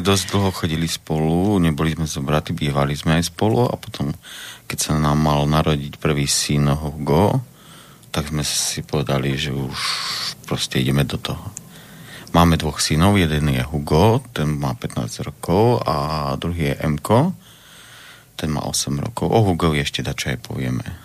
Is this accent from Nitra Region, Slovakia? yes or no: no; Brezno, Banská Bystrica Region, Slovakia; ja som rodak z Brezna, narodil som sa v Brezne.